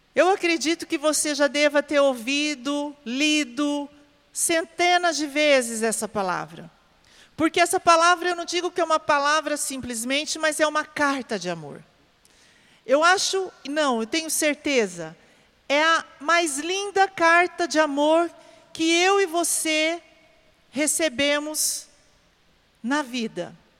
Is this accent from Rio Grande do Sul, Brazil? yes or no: no; Porecatu, Paraná, Brazil; moved away; da minha terra, lá do Paraná, os meus conterrâneos de Porecatu